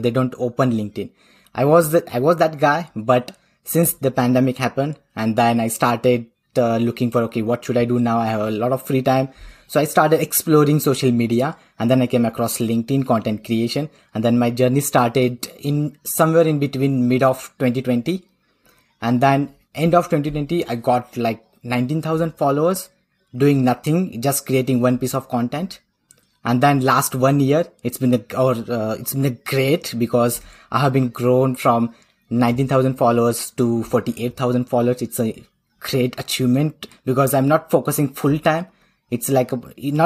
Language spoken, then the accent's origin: English; India; accent: Indian; moved away as an adult; now in Oslo, Norway; but I'm originally from India. So I belong to India